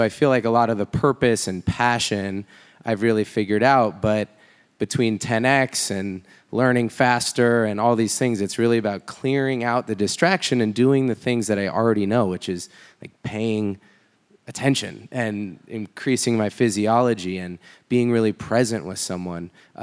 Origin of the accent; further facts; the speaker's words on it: Miami, Florida, United States; from Miami, Florida.